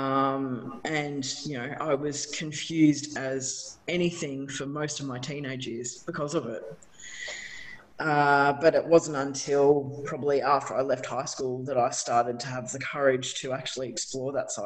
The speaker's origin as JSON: {"language": "English", "town": "Ballarat", "region": "Victoria", "country": "Australia", "tie": "born or raised there", "said": "I grew up in Ballarat as well."}